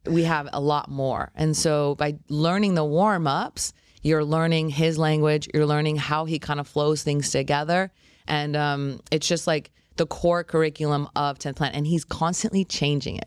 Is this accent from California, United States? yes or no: yes; Los Angeles, California, United States; moved away as an adult; also born or lived in Albuquerque / Maui; now in Boca Raton, United States; I'm from Los Angeles, so anytime I moved away, I moved to, um, Albuquerque